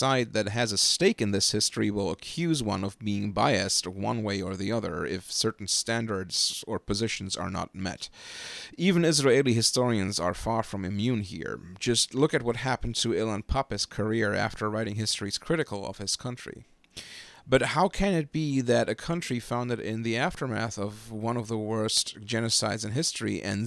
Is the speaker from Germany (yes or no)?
yes; Germany; moved away as an adult; now in United States; since I grew up in Germany and since I was politically socialized in German far-left-wing circles